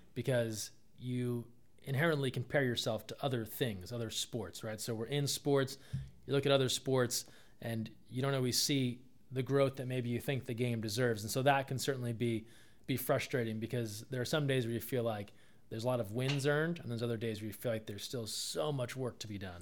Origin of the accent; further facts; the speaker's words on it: New Jersey, United States; moved away; I'm from the East Coast, uh, grew up in New Jersey